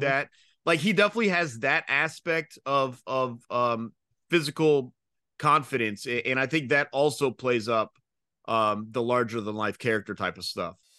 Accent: Georgia, United States; I'm from Georgia

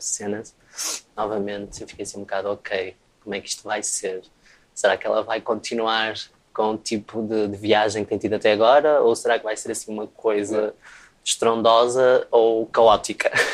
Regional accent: Travanca, Aveiro District, Portugal; perto da minha aldeia onde eu cresci

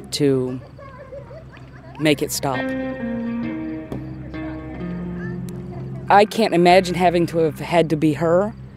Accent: Gaffney, South Carolina, United States; I'm from Gaffney, South Carolina.

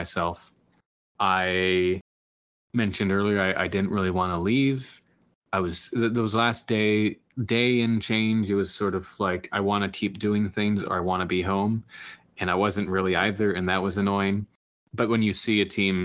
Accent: United States; being an American

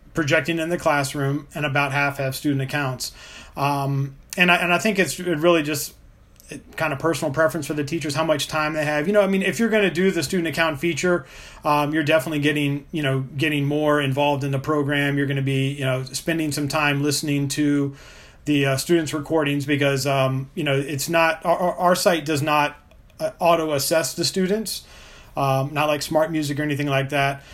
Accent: Richmond, Virginia, United States; my, my hometown of Richmond, Virginia

